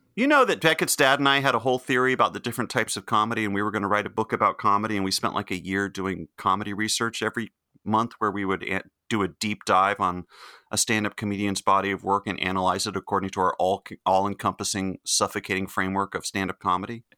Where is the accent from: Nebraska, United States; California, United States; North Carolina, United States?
North Carolina, United States; Chapel Hill; when John and I were growing up in Chapel Hill